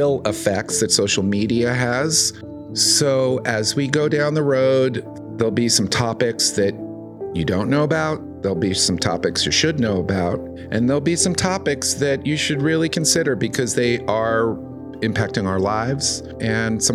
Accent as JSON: {"language": "English", "town": "New York City", "region": "New York", "country": "United States", "tie": "born or raised there", "said": "Growing up in New York City during its cultural heyday"}